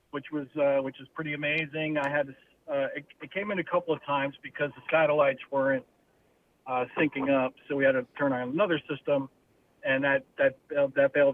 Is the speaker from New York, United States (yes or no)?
yes; New York, United States; I'm up from New York